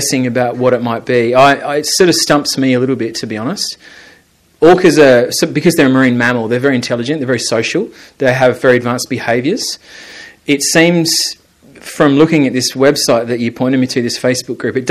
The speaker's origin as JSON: {"language": "English", "region": "South Australia", "country": "Australia", "tie": "born or raised there", "moved": "as an adult", "lives_now": "Ireland", "said": "when I grew up as a kid in South Australia, we have loads of white sharks"}